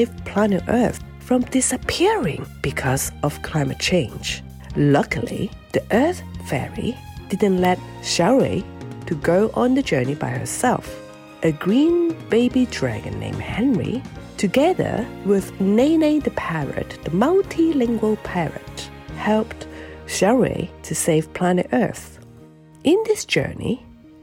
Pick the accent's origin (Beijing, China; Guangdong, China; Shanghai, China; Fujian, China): Fujian, China; Xiamen; moved away; I was actually born in Xiamen, in Fujian, China